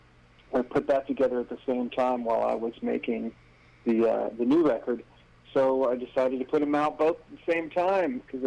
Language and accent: English; Charleston, South Carolina, United States; I grew up on listening to, like, the 50s and 60s oldies station in my hometown in Charleston, South Carolina